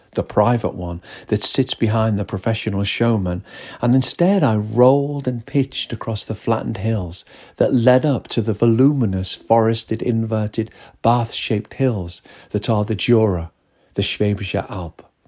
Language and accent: English; northwest of the UK, North West England, United Kingdom; We are both from the northwest of the U K.